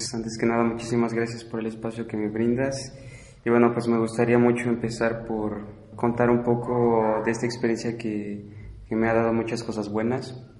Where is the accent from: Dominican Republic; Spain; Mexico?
Mexico; first language Spanish; also born or lived in France; estudiante mexicano en Francia